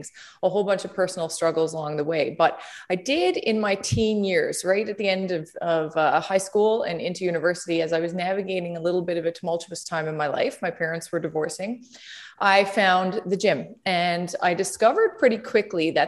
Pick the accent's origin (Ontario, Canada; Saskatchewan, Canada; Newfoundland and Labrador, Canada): Newfoundland and Labrador, Canada; Conception Bay South; now in St. John's, Canada; I'm from Conception Bay South, which is about 20 minutes outside of St. John's. That's where I grew up.